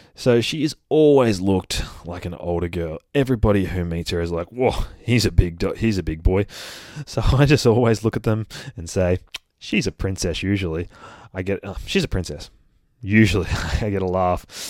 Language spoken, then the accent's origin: English; Australia; accent: Aussie; I'd like to say I try to put on my best Aussie accent for you guys, but I reckon I'm already doing a pretty good shot at it.